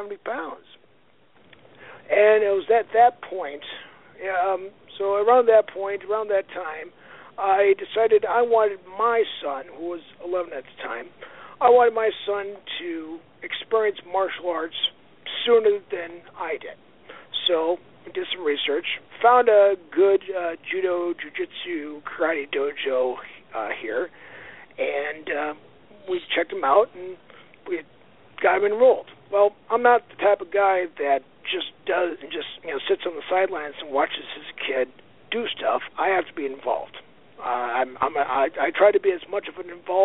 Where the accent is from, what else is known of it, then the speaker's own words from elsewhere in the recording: Aberdeen, South Dakota, United States; now in Sioux Falls, United States; I grew up in Aberdeen, South Dakota